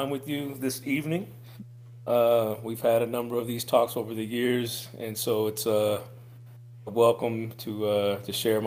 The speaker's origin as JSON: {"language": "English", "town": "Quincy", "region": "Illinois", "country": "United States", "tie": "born or raised there", "also_born_or_lived": "LaGrange, Missouri", "moved": "as an adult", "lives_now": "Kansas City, United States", "said": "I'm from Quincy, Illinois / LaGrange, Missouri, each of which are, you know, small river towns that are along the Mississippi River, just a couple of hours north of St. Louis. So grew up in a small area"}